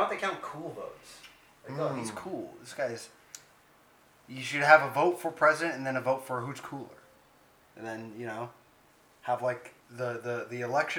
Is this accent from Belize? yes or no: no; Canada; I can't even do Canadian accent. I'm Canadian.